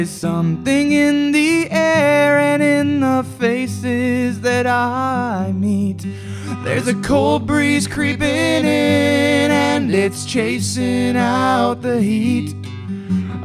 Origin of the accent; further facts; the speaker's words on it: Oshawa, Ontario, Canada; moved away as an adult; now in Thunder Bay, Canada; Originally, I'm from Oshawa